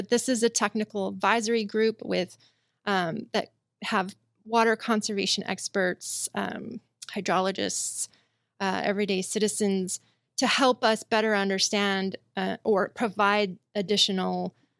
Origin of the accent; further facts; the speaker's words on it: Spokane, Washington, United States; growing up in Spokane, we were always told that we had an infinite supply of water and that water never runs out.